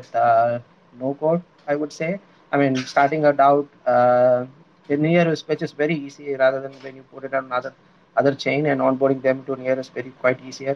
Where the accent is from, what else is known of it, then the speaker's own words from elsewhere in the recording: India; I'm from India